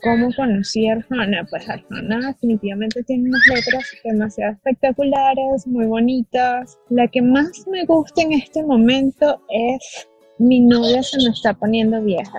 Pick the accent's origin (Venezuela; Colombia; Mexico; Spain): Venezuela; Caracas, Capital District; now in Georgia, United States; soy de Venezuela, Caracas. Vivo en este momento en Estados Unidos, Georgia